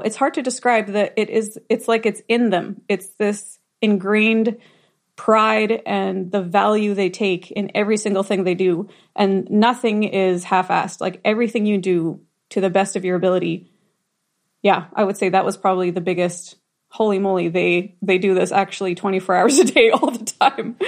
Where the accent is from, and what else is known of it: Rosenort, Manitoba, Canada; born or raised there